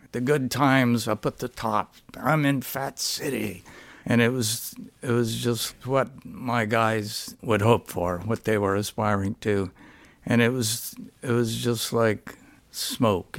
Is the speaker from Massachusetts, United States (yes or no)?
no; Stockton, California, United States; I grew up in Stockton, California, which was a very good fight town